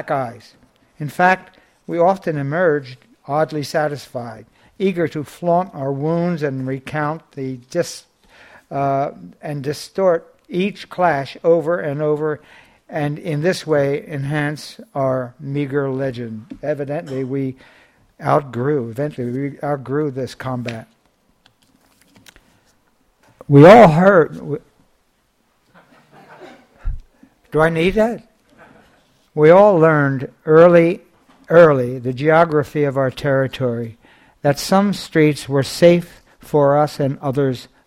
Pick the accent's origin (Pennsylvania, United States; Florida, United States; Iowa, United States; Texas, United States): Pennsylvania, United States; Philadelphia; I grew up in a slowly decaying neighborhood in West Philadelphia